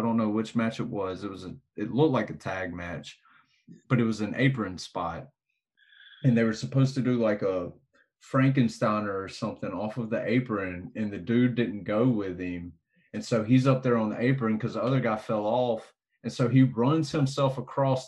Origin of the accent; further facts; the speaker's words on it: Mississippi, United States; I'm from Mississippi